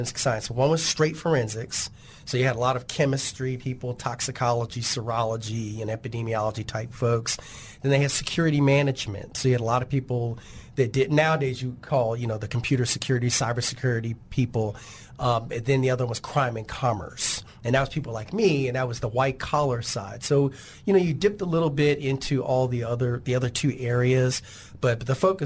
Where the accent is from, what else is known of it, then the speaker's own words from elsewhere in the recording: Washington, District of Columbia, United States; now in Arkansas, United States; I'm originally from the Washington, D.C. area. I say roots here in Arkansas.